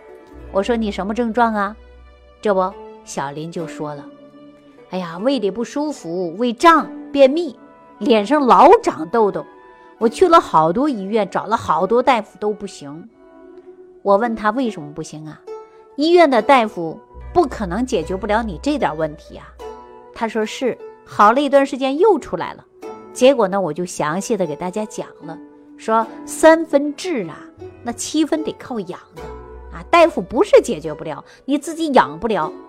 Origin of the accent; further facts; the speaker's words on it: China; 作为我们中国人